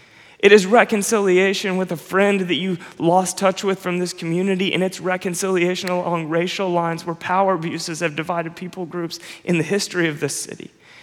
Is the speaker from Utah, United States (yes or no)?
no; Nashville, Tennessee, United States; also born or lived in Florida / Chicago / New York City; I was born in Nashville. That was home for me for my whole childhood. My family moved, and then I went to high school in Florida.